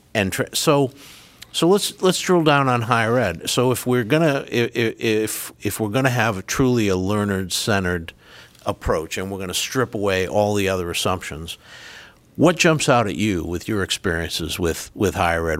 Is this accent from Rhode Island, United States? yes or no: yes; Rhode Island, United States; accent: Rhode Island; moved away; my Rhode Island accent, which is where I'm from